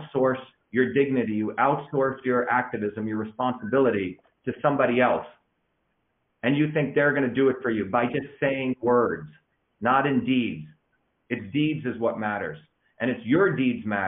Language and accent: English; Mumbai, Maharashtra, India; moved away; when I was growing up in India, in Bombay